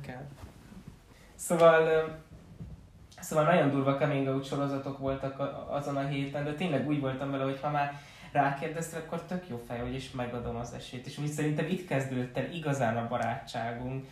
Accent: Csömör, Pest, Hungary; moved away; ugye amikor még csömörön laktunk, amikor még nagyon kis kicsike voltam

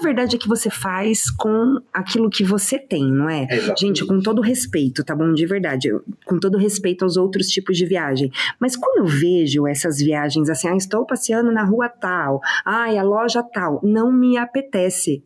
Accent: São Bernardo do Campo, São Paulo, Brazil; Eu sou de São Bernardo.

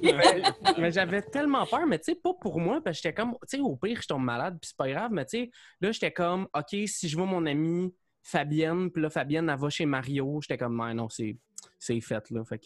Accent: Saint-Mathias-sur-Richelieu, Quebec, Canada; moved away as an adult; now in Longueuil, Canada; je viens de Saint-Mathieu, je suis sur Richelieu

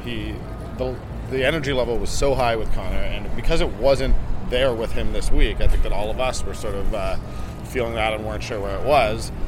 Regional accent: Toronto, Ontario, Canada; I'm I'm Canadian. I'm born and raised in Toronto

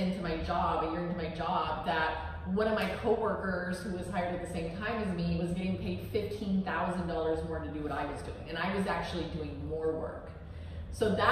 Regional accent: San Diego, California, United States; now in Miami, United States; So I grew up in San Diego. I'm from California, original Cali girl.

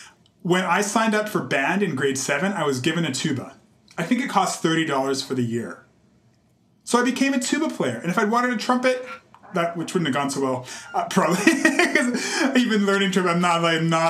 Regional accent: Calgary, Alberta, Canada; also born or lived in Nova Scotia; now in Toronto, Canada; I had a really great experience growing up in Calgary

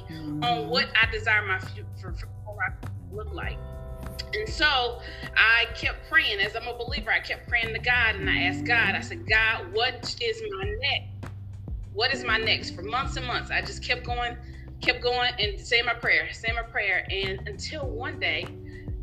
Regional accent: Mississippi, United States; now in California, United States; I live in California now. I'm originally from Mississippi

